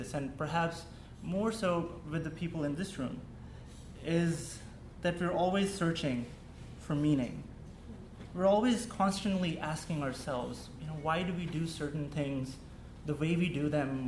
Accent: Pakistan; first language Urdu; English is a second language; moved away; growing up in Pakistan, English was a second language for me

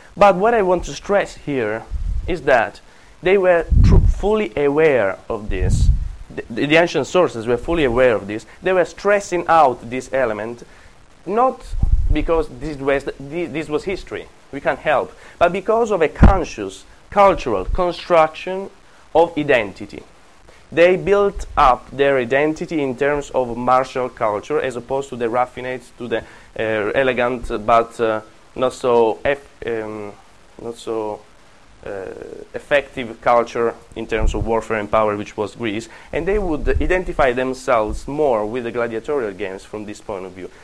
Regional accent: Apulia, Italy; English is a second language; moved away; Calabria, and Puglia, and this is where I come from

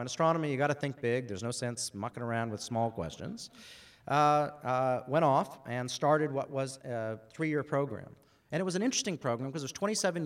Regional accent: Alaska, United States; moved away as an adult; also born or lived in Boston; now in Australia; I grew up in Alaska.

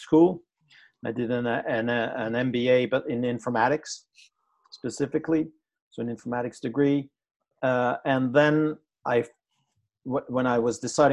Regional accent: Amsterdam, North Holland, Netherlands; I'm Dutch, right? I'm from Amsterdam

